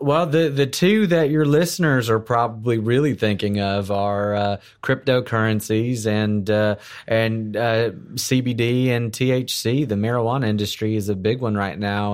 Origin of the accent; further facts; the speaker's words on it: South Florida, United States; moved away as an adult; also born or lived in Houston, Texas / Orlando, Florida; now in Texas, United States; I, I was born in Houston. I'm an, I'm, I'm a, a native Texan. Uh, grew up in South Florida